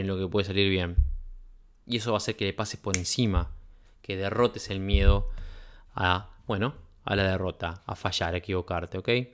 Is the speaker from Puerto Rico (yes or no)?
no; Uruguay; en mi país